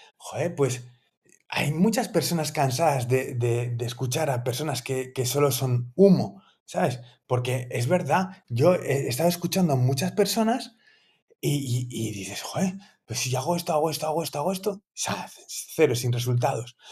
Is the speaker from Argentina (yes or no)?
no; Asturias, Spain; now in Valencia, Spain; yo soy asturiano